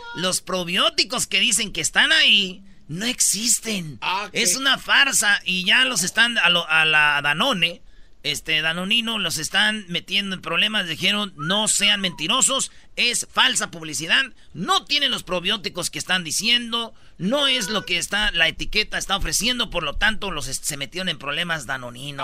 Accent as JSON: {"language": "Spanish", "country": "Mexico", "said": "Siete horas pide que trabajemos los mexicanos, bueno, en México"}